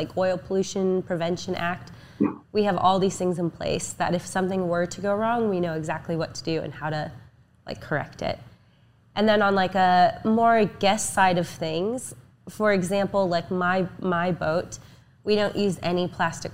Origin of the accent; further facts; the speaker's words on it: Oregon, United States; also born or lived in Fort Lauderdale; I'm from Oregon